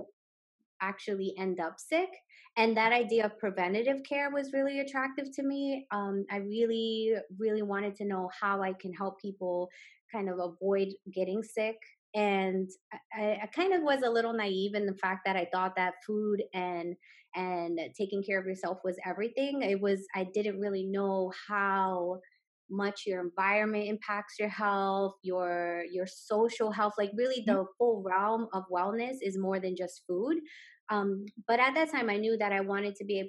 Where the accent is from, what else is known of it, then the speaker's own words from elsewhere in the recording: New York City, New York, United States; growing up in Brooklyn